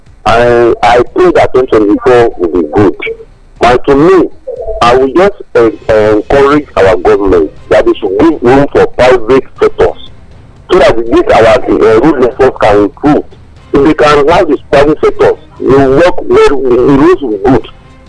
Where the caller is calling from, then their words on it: Ilaro, Ogun State, Nigeria; calling from Ilaro.